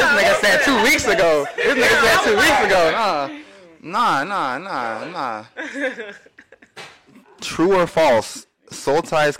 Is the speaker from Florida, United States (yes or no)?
yes; Florida, United States; I will tell the full truth. I am from Broward County.